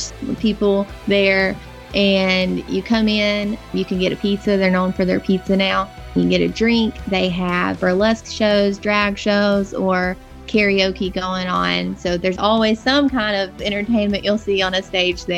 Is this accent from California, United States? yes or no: no; Camden, Arkansas, United States; moved away as an adult; also born or lived in Conway, Arkansas; now in Hot Springs, United States; I grew up in Camden, Arkansas, which is a very small town in southern Arkansas